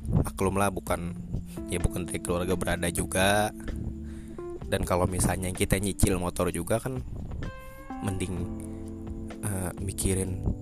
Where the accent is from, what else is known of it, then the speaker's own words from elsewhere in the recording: South Kalimantan, Indonesia; saya dari Kalimantan Selatan ya saya anak Kalimantan saya anak daerah